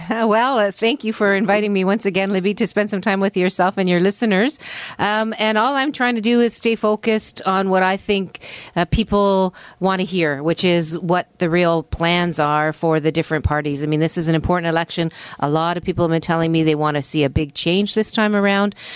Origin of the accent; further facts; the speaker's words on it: Hamilton, Ontario, Canada; I'm from Hamilton